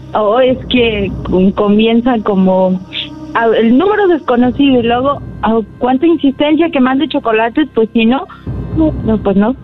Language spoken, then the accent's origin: Spanish; Tlaltenango, Mexico; me sacaron de aquí, de Tlaltenango